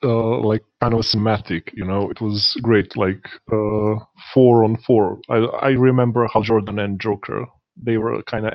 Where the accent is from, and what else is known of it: Serbia; English is a second language